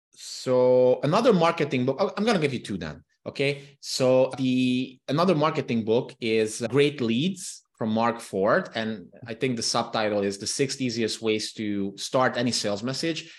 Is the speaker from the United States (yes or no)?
no; Transylvania, Romania; first language Hungarian; English is a second language; the Hungarian minority living in Romania, in the Transylvanian region of Romania, where I'm from